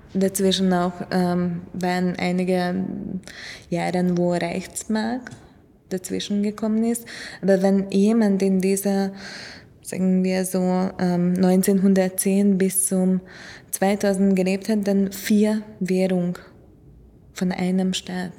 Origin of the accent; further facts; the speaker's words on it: Hungary; moved away; ich komme aus Ungarn